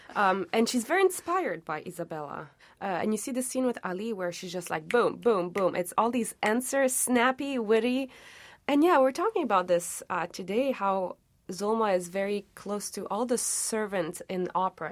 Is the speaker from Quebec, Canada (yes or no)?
yes; Montreal, Quebec, Canada; also born or lived in Tunisia; I grew up in Montreal, but I would go back to, uh, Tunisia kind of every second summer